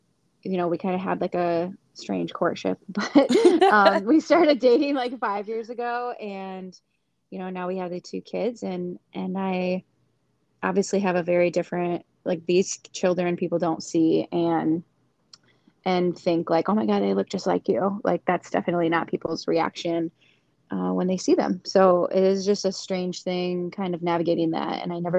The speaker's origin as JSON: {"language": "English", "town": "Hastings", "region": "Michigan", "country": "United States", "lives_now": "Caledonia, United States", "said": "I'm from Hastings. I went to high school with Ellie. I now live in Caledonia"}